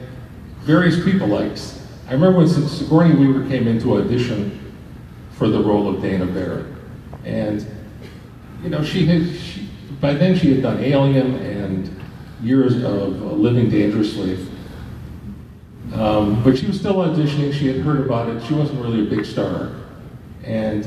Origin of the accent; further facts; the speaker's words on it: Toronto, Ontario, Canada; this wonderful community of very funny people that I grew up with in Toronto